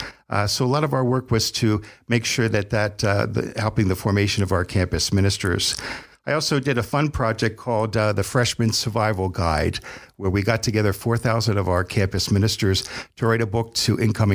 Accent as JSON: {"language": "English", "town": "Harrisburg", "region": "Pennsylvania", "country": "United States", "tie": "born or raised there", "moved": "as an adult", "said": "I'm a priest of the Diocese of Harrisburg, Pennsylvania. I've been ordained for 32 years. I'm originally from Harrisburg, Pennsylvania. I went to grade school and high school there in Harrisburg."}